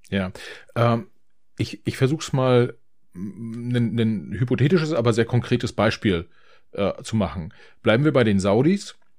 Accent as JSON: {"language": "German", "country": "Germany"}